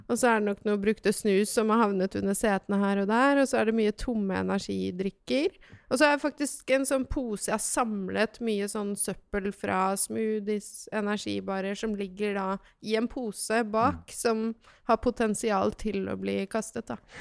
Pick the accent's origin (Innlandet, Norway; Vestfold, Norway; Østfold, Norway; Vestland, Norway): Vestfold, Norway; also born or lived in Lier; jeg vokste opp i Vestfold, kan jeg si, da. Mm. Men jeg er egentlig født i Lier